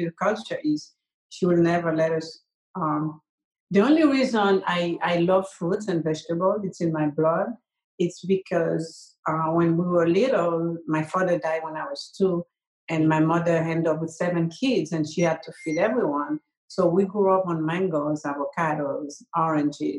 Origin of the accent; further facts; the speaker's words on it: Haiti; also born or lived in Israel / California; now in Atlanta, United States; when I was a kid in Haiti